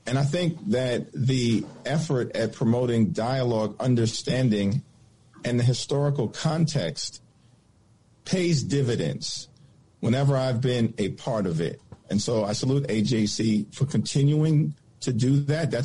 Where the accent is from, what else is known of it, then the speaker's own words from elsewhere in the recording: New York City, New York, United States; I'm from New York City